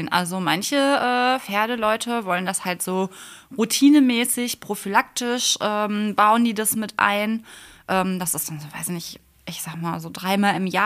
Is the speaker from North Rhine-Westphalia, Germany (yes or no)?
yes; Bottrop, North Rhine-Westphalia, Germany; Ich komme aus Bottrop.